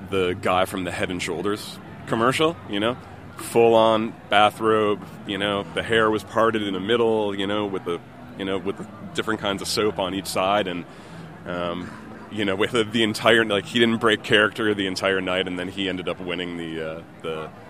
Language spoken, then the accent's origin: English; Buffalo, New York, United States; I grew up in Buffalo, New York.